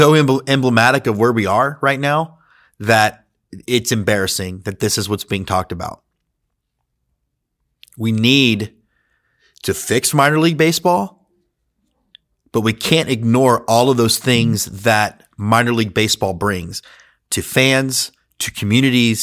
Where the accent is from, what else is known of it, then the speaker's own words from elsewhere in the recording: Houston, Texas, United States; I grew up in Houston, Texas